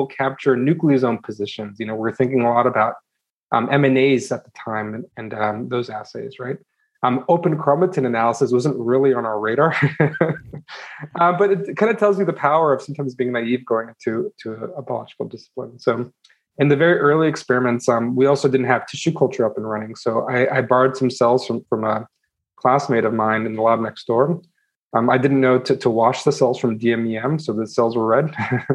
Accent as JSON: {"language": "English", "region": "California Bay Area", "country": "United States", "tie": "born or raised there", "said": "I grew up actually in the California Bay Area. It's called Silicon Valley"}